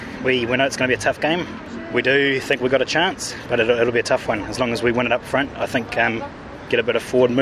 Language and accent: English; New Zealand; I'm from New Zealand.